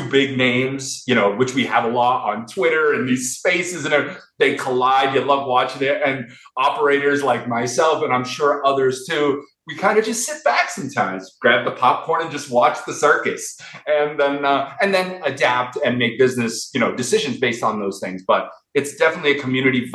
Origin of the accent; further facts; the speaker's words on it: Boston, Massachusetts, United States; now in Las Vegas, United States; I'm an East Coast guy. I'm from Boston originally